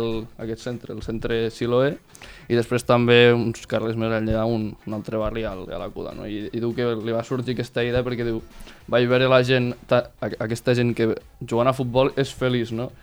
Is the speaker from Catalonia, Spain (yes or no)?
yes; Mollerussa, Catalonia, Spain; sóc de Mollerus